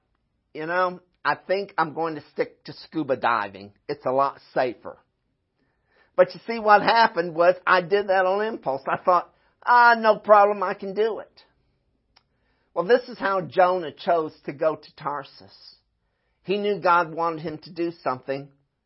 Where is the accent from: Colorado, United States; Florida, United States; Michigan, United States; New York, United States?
Florida, United States; moved away; also born or lived in Midwest; I'm from Florida